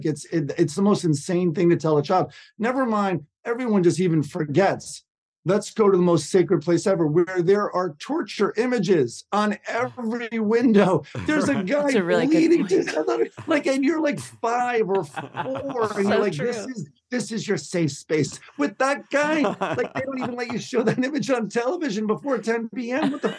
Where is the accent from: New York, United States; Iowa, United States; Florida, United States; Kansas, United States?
New York, United States; Yeah, I did. I'm a New Yorker for sure.